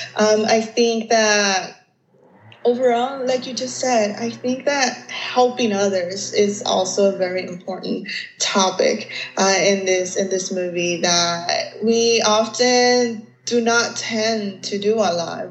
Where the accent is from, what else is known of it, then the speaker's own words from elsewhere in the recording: Los Angeles, California, United States; I'm from East